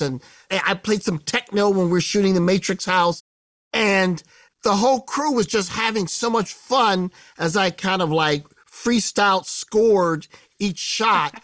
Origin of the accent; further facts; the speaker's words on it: Midwest, United States; I grew up in the Midwest